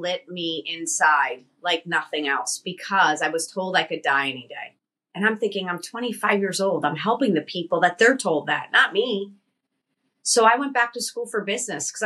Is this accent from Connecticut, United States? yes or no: yes; Connecticut, United States; I came from Connecticut. I grew up on the East Coast, Italian family.